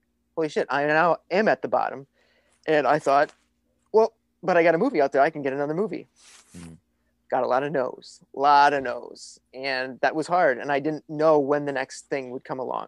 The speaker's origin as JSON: {"language": "English", "town": "Minneapolis", "region": "Minnesota", "country": "United States", "said": "I'm a nobody from Minneapolis, Minnesota"}